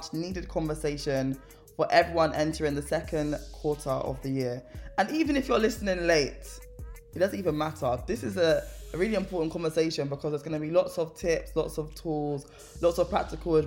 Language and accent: English; London, United Kingdom; I'm also from South London